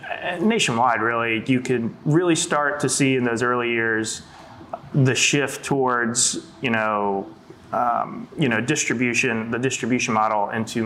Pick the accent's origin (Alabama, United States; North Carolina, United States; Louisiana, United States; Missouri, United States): North Carolina, United States; Winston-Salem; moved away as an adult; now in Charlotte, United States; Yeah, so I grew up in Winston-Salem, okay. North Carolina. Came down here 2003, go to UNC Charlotte, and graduated 2008